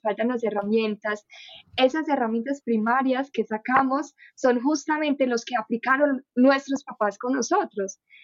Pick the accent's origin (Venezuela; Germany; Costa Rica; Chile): Germany; Spanish is a second language; moved away as an adult; now in Colombia; nací en Alemania, viví toda mi vida en Alemania